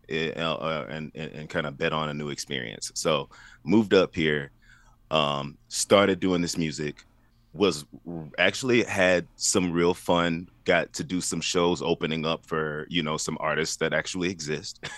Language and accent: English; Baton Rouge, Louisiana, United States; moved away as an adult; now in Nashville, United States; I am from Baton Rouge, Louisiana